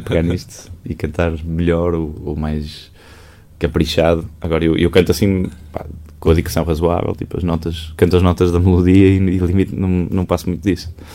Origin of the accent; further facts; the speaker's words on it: Maia, Porto District, Portugal; eu não cresci propriamente no Porto, eu, eu, eu, eu, sou da Maia. E a casa dos meus pais era na Maia, a casa dos meus avós era na Maia, em Águas Santas. E era ali uma infância muito enfiada na casa da minha avó